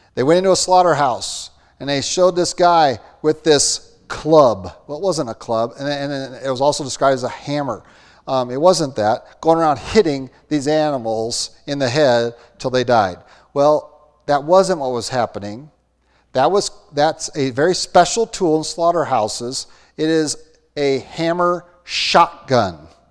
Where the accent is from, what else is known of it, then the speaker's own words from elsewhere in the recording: Austin, Minnesota, United States; I grew up in Austin, Minnesota, home of hormels